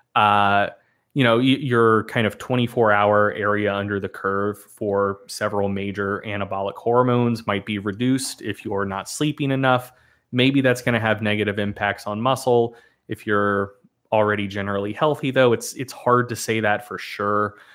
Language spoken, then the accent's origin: English; the South, United States; I was born and raised in the South